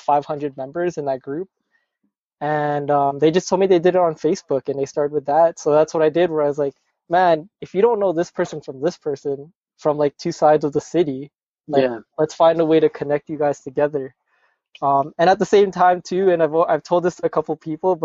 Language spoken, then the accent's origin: English; Canada; I'm from Canada